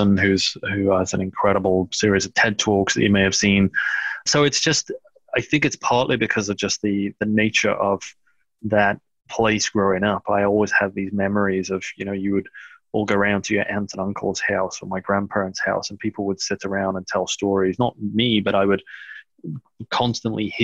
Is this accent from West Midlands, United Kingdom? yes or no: no; Liverpool, North West England, United Kingdom; moved away as an adult; also born or lived in Runcorn / Bebington / Loughborough; now in United States; I grew up in and around Liverpool in England. Born in Liverpool in the city center, then until about 10 years old, lived in a place called Runcorn